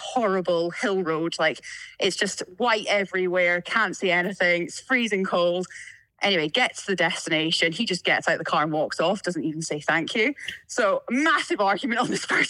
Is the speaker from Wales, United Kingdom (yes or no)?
no; Tobermory, Scotland, United Kingdom; accent: Scottish; moved away; I grew up just outside of Tobermory, like the north end of the island. So a place called Glengorm.